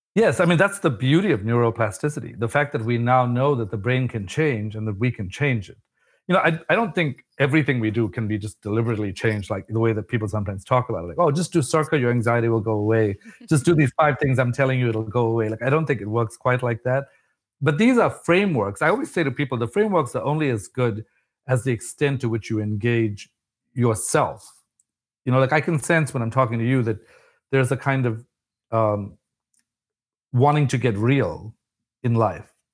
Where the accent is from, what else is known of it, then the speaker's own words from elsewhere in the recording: South Africa; moved away as an adult; I was an immigrant from South Africa